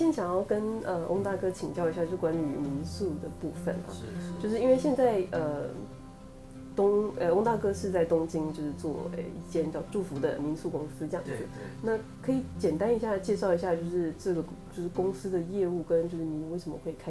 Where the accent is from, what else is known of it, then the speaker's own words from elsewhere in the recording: Taipei, Taiwan; 我台北人。